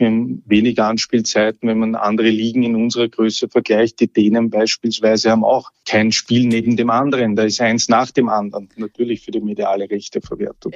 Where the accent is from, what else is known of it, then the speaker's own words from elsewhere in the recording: Austria; bei uns in Österreich